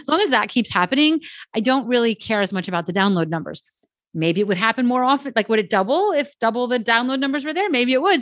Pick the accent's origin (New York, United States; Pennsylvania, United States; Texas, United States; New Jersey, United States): New Jersey, United States; I am from New Jersey